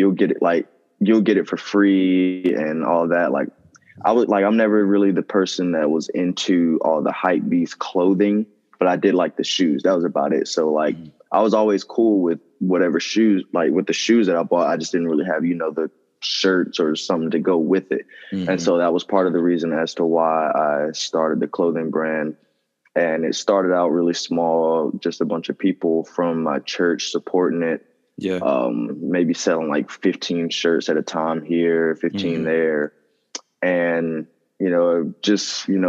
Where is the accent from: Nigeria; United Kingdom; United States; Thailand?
United States; Rocky Mount, North Carolina; I'm from North Carolina